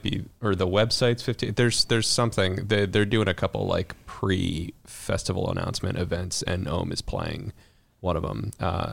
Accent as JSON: {"language": "English", "town": "Chicago", "region": "Illinois", "country": "United States", "said": "to my experience as a Chicagoan"}